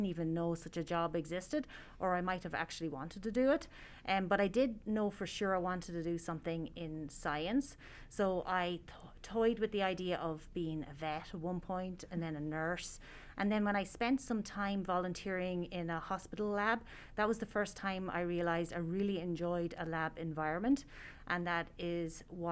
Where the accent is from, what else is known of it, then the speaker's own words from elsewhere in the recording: Tullamore, Leinster, Ireland; moved away as an adult; also born or lived in Northern Ireland; now in Reno, United States; I am from a small town in the middle of Ireland called Tullamore in the County Offaly.